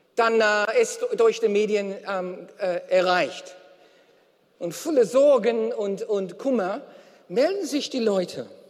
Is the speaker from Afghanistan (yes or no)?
no; Australia; German is a second language; now in Germany; aus Australien, wo ich herkomme